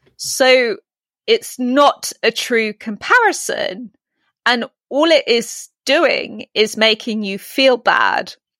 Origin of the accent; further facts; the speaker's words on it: United Kingdom; accent: British; In my British accent